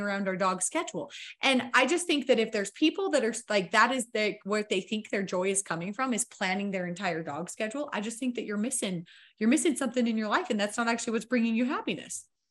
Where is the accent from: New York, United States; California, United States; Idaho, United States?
Idaho, United States; I grew up in Idaho on a farm.